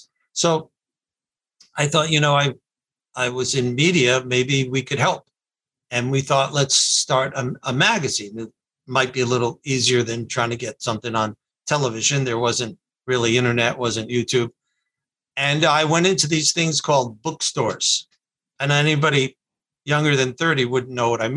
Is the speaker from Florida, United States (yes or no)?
yes; North Miami Beach, Florida, United States; moved away as an adult; also born or lived in Atlanta; I'm from South Florida, born and raised in North Miami Beach. I'm born in Miami Beach, raised in North Miami Beach.